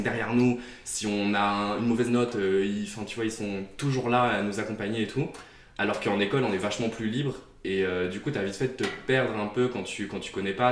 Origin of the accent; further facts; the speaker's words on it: Beaujolais, near Lyon, Auvergne-Rhône-Alpes, France; j'ai grandi à Chez Zazer, qui est dans le Beaujolais juste à côté de Lyon